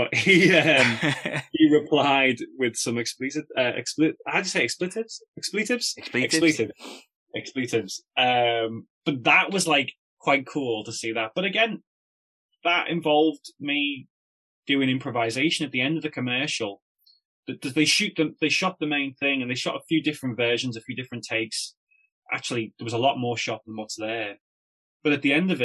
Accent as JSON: {"language": "English", "town": "Liverpool", "region": "North West England", "country": "United Kingdom", "said": "I'm from Liverpool"}